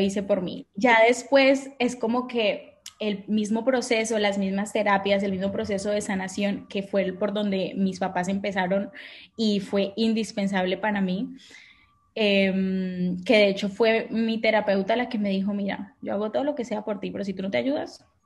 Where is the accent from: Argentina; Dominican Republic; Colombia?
Colombia; also born or lived in France / Boston, United States; now in Barcelona, Spain; soy colombiana